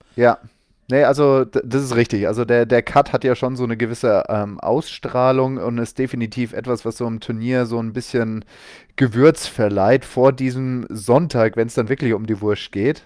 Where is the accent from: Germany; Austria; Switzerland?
Germany; Munich, Bavaria; ich komme aus München